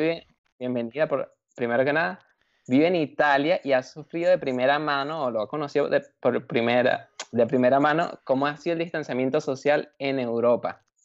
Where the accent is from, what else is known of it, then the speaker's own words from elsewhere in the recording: Venezuela; now in Germany; Los tres somos inmigrantes de Venezuela y estamos en otro país